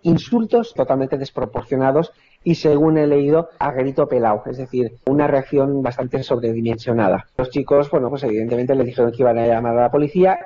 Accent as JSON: {"language": "Spanish", "town": "Valencia", "region": "Valencian Community", "country": "Spain", "said": "yo soy de Valencia"}